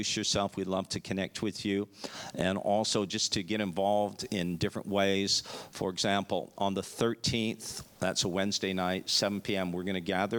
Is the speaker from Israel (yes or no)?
no; Canada; moved away as an adult; also born or lived in Dallas, Texas / Chicago / Florida; now in Melbourne, Australia; We're from Canada